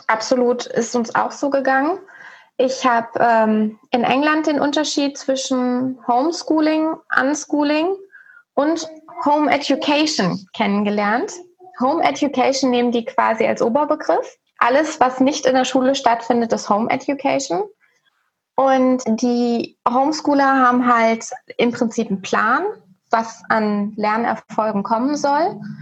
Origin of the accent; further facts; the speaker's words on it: Germany; moved away as an adult; wir sind in 2018 aus Deutschland ausgewandert